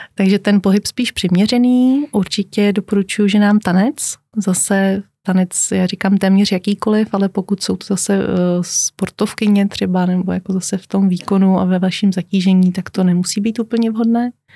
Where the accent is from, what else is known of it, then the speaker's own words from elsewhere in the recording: Czechia; u nás v České republice